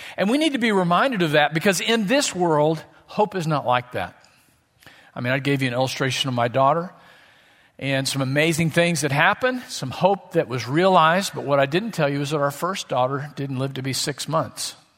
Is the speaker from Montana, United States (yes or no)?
no; Southwest Missouri, United States; I grew up in Southwest Missouri, as we call it, Missouri